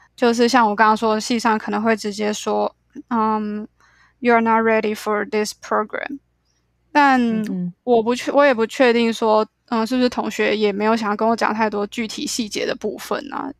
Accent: Taiwan; also born or lived in New York, United States; 我其实就是土生土长的台湾人

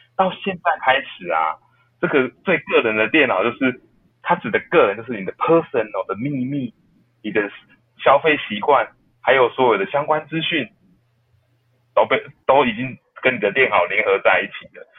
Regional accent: Taiwan; 我们台湾人

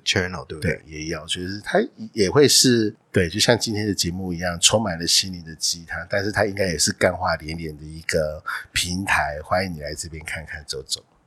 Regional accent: Hualien County, Taiwan; moved away as an adult; 从花莲来的

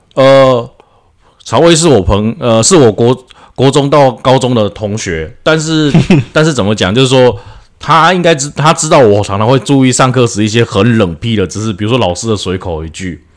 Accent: Taiwan; 我们台湾人

